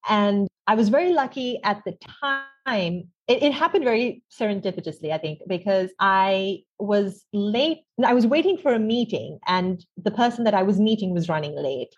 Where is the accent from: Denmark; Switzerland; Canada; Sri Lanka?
Sri Lanka; I grew up in Sri Lanka. I still live here now.